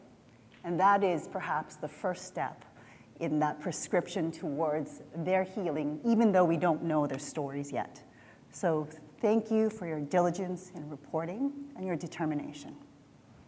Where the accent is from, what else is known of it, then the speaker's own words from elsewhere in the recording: Southern Alberta, Canada; I went to a Southern Alberta high school with junior hockey players